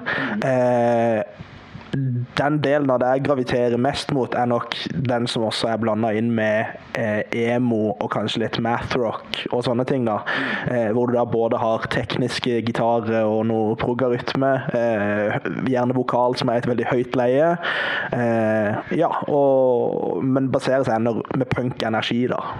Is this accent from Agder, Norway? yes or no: yes; Farsund, Agder, Norway; also born or lived in Kristiansand; Jeg er fra Farsund.